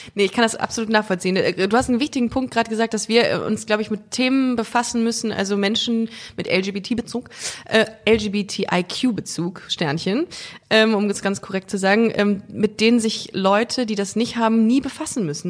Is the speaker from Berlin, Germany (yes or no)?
no; Düsseldorf, North Rhine-Westphalia, Germany; aus Düsseldorf.